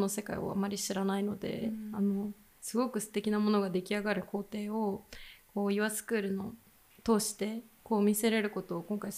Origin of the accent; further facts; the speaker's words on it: Kobe, Hyogo, Japan; now in Sendai, Japan; 私は神戸です